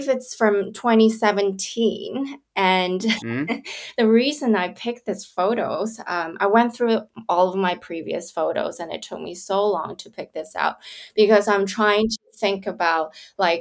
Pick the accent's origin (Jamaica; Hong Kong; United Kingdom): Hong Kong; Kowloon; moved away; also born or lived in California; I grew up in Hong Kong on the Kowloon side. So my kindergarten to primary, secondary schools, I'm in Kowloon Town